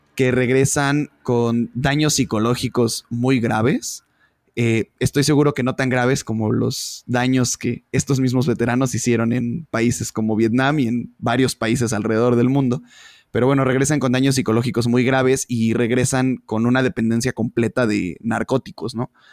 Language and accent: Spanish; Mexico; somos los mexicanos